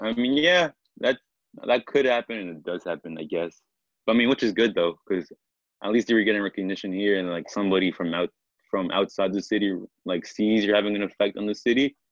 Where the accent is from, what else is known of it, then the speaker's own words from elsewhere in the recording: Annapolis, Maryland, United States; also born or lived in Mexico; I pretty much grew up in Annapolis, Maryland